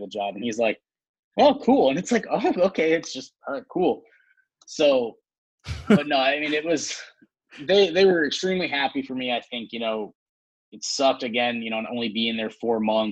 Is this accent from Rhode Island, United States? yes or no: yes; Pawtucket, Rhode Island, United States; also born or lived in Boston, Massachusetts; I grew up in Pawtucket, Rhode Island.